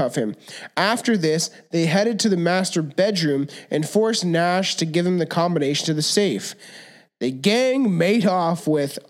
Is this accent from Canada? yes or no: yes; Canada; We're Canadian.